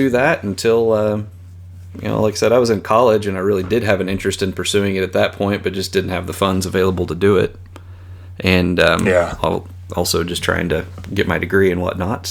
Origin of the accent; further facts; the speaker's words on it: small town 80 miles southwest of Wichita, Kansas, United States; now in Wichita, United States; I grew up in a very small town, probably 80 miles southwest of Wichita